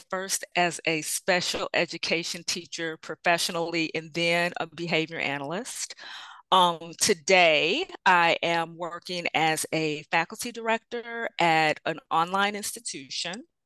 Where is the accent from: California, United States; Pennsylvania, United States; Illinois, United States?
Illinois, United States; Bolingbrook; I hail from Illinois. About 25 miles southwest of Chicago in a suburb called Bolingbrook. I've been in Illinois most of my life